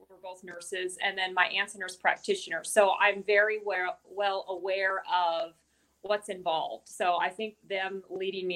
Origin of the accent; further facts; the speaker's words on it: Washington, United States; moved away as an adult; I'm from Washington State originally. So okay. I was born and raised here